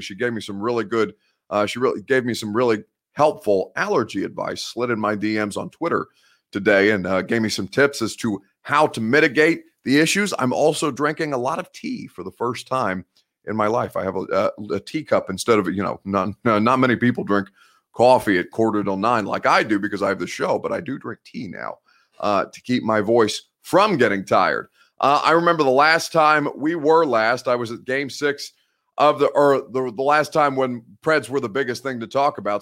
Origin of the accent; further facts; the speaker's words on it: Indiana, United States; I'm from Indiana. That's the Midwest